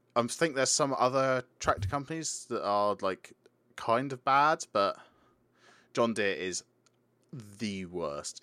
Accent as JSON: {"language": "English", "country": "United Kingdom", "said": "we're British"}